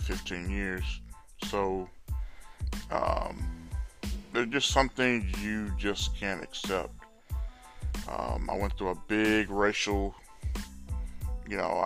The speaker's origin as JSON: {"language": "English", "town": "Orange", "region": "Texas", "country": "United States", "tie": "born or raised there", "also_born_or_lived": "Baytown, Texas", "said": "I was born and raised in Orange, Texas"}